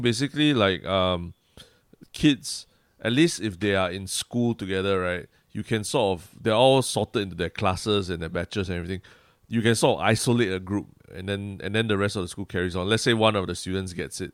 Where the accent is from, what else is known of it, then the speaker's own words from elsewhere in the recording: Singapore; being Singaporean